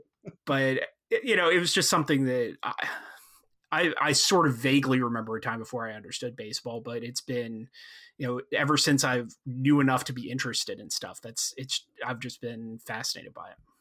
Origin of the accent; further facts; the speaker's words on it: outside of Philadelphia, Pennsylvania, United States; I grew up outside of Philadelphia